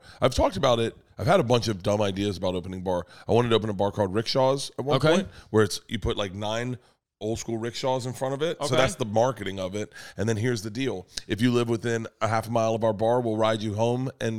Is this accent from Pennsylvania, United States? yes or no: no; Florida, United States; moved away as an adult; now in Los Angeles, United States; I was from Florida.